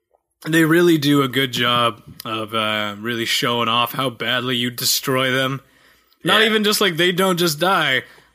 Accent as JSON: {"language": "English", "country": "Canada", "said": "Or maybe I'm just being Canadian and I'm overthinking this too much."}